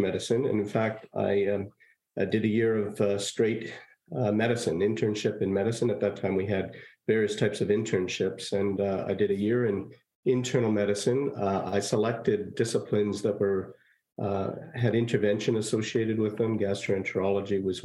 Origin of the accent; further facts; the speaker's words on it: Montreal, Quebec, Canada; moved away as an adult; now in Kingston, Canada; I was born in Saint-Laurent, Quebec